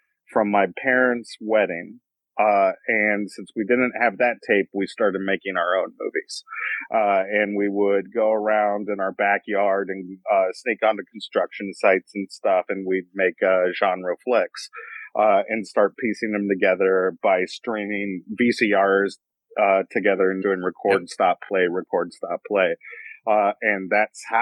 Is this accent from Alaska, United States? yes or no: yes; Anchorage, Alaska, United States; a kid growing up in Anchorage, Alaska